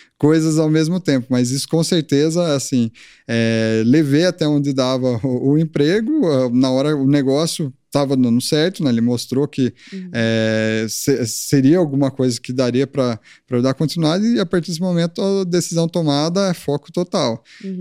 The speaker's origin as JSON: {"language": "Portuguese", "town": "Leme", "region": "São Paulo", "country": "Brazil", "tie": "born or raised there", "moved": "as an adult", "lives_now": "Tatuí, Brazil", "said": "Sou do interior"}